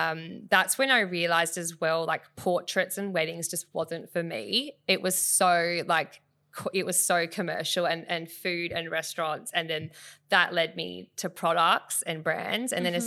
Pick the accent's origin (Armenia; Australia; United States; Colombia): Australia; Bunbury, Western Australia; Actually, it even goes back to when I'm from Bunbury. I grew up in mm-hmm. the Southwest Bunbury, and I would enter like photo competitions mm-hmm. down there